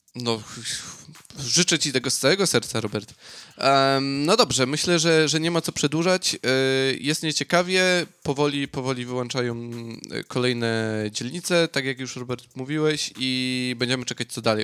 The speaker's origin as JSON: {"language": "Polish", "region": "Silesian Voivodeship", "country": "Poland", "moved": "yes", "lives_now": "Australia", "said": "Ja jestem ze Śląska, no to u nas y, rolada i kluski śląskie."}